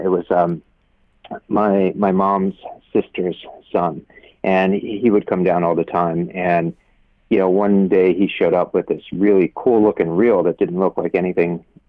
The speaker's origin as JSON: {"language": "English", "region": "Pennsylvania", "country": "United States", "moved": "yes", "lives_now": "Miami Beach, United States", "said": "I'm originally from Pennsylvania"}